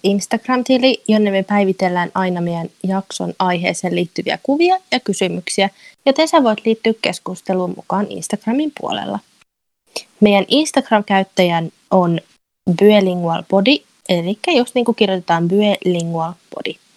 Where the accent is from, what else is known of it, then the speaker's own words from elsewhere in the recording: Turku, Southwest Finland, Finland; moved away as an adult; also born or lived in Greece / Spain; now in United Kingdom; mä oon alun perin kotoisin Turusta.